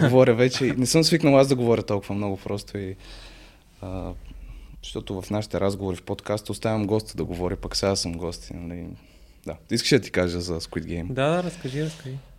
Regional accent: Sofia, Sofia City, Bulgaria; на 20 години съм от София

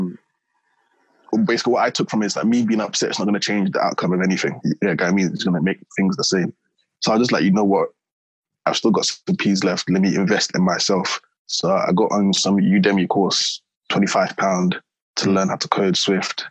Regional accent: London, United Kingdom; I'm from South East London

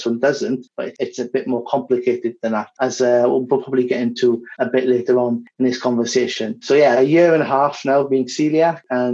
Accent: Wales, United Kingdom; moved away as an adult; also born or lived in Barcelona, Spain / Zaragoza, Spain; now in Madrid, Spain; I'm from Wales originally, and I've been in Spain, mostly in Madrid, for over 10 years now

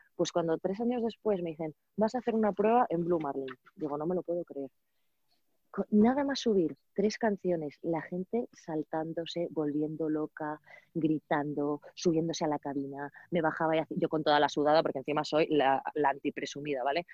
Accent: Valladolid, Castile and León, Spain; yo soy de Valladolid

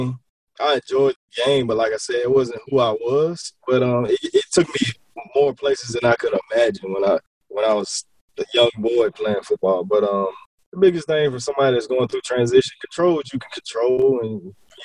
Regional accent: Columbia, South Carolina, United States; moved away as an adult; also born or lived in Kentucky; I am originally from Columbia, South Carolina, born and raised

